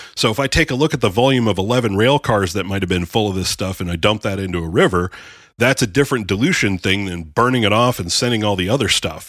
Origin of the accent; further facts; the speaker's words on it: Erie, Pennsylvania, United States; moved away; I'm originally from Erie